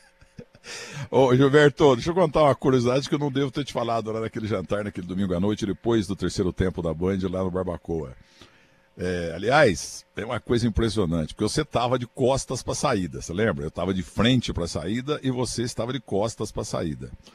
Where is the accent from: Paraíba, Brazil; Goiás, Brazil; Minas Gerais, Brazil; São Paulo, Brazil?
Minas Gerais, Brazil; Muzambinho; A própria Muzambinha, minha terra